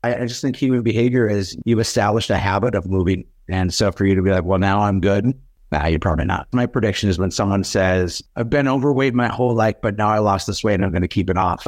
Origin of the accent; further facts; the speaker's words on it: Fargo, North Dakota, United States; my hometown of Fargo